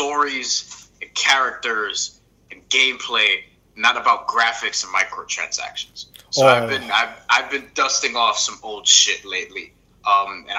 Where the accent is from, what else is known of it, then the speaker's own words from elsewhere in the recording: New York, United States; a New Yorker